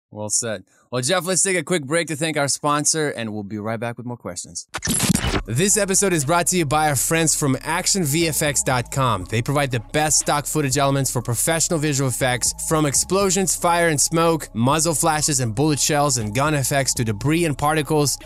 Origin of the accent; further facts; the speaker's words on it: Kyiv, Ukraine; moved away; I grew up in Kiev, Ukraine